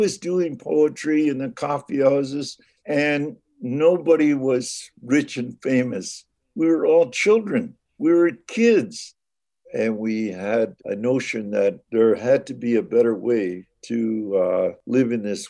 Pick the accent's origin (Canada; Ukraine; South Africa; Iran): Canada; Saugeen First Nation, Ontario; I'm Ojibwe from the Saugeen First Nation.